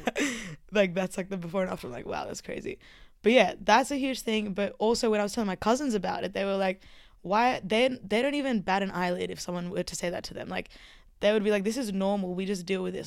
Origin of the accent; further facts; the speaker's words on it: Armidale, New South Wales, Australia; accent: Australian; I was born here, like, in Armidale.